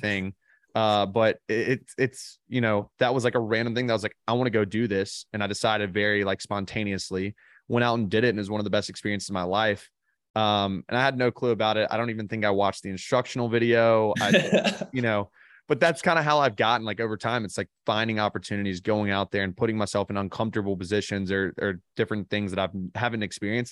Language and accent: English; Birmingham, Alabama, United States; I grew up in Birmingham, Alabama